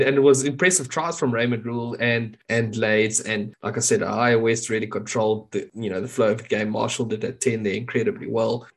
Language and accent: English; South Africa; as a South African